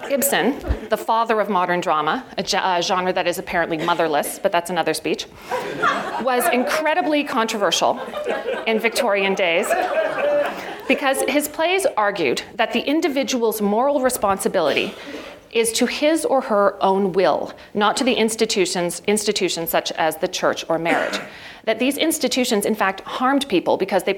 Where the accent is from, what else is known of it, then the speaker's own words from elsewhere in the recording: Ottawa, Ontario, Canada; I grew up in Ottawa, the most passive-aggressive place in the universe.